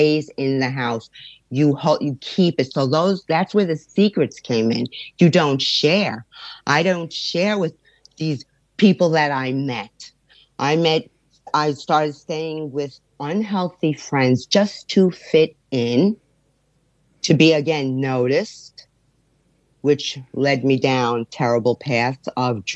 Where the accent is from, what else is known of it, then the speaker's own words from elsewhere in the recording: New York, United States; I was born and raised in New York from parents that are from Italy